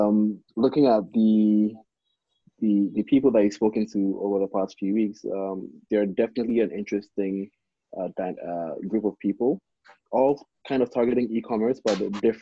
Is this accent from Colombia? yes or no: no; Ghana; now in China; I'm originally from Ghana.